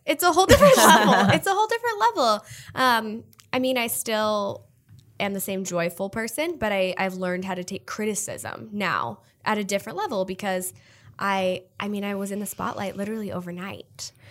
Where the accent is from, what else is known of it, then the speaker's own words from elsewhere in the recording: Omaha, Nebraska, United States; moved away as an adult; also born or lived in Texas; now in New York City, United States; I'm born and raised in Nebraska, but I went to college in Texas